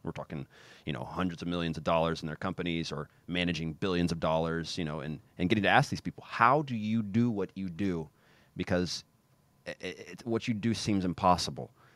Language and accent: English; Kansas City, United States; moved away as an adult; also born or lived in Zagreb, Croatia; I'm from Kansas City